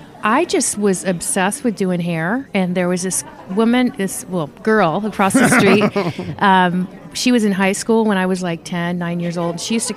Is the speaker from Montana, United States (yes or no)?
no; Napa, California, United States; also born or lived in San Francisco / Virginia; I was born in San Francisco, and I lived in Virginia as a kid for a while. And then we moved to California, to Napa, California, when I was 12 and retired. So so I'm kind of from Napa